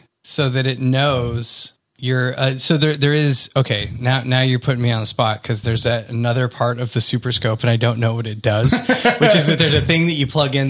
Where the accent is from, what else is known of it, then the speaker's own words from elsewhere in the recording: Houston, Texas, United States; now in Los Angeles, United States; growing up in Houston